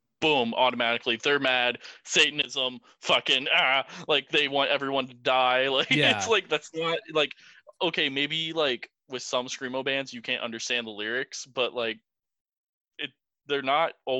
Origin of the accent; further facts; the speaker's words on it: Illinois side, United States; moved away; I'm from the Quad Cities